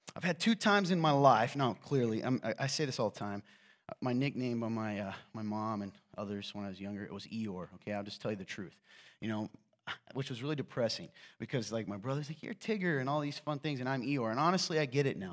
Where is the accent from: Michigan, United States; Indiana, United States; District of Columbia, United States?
Indiana, United States; Nappanee; I'm from Napanee